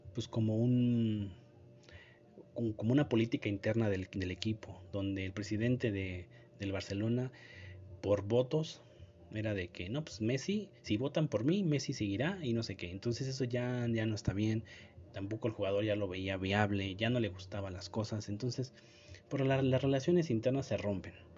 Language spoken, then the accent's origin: Spanish; Mexico; como mexicano